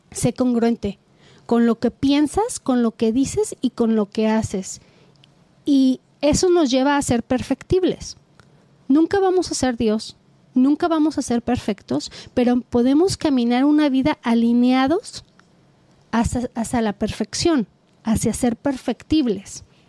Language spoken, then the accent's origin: Spanish; Guadalajara, Jalisco, Mexico; yo soy de Guadalajara, Jalisco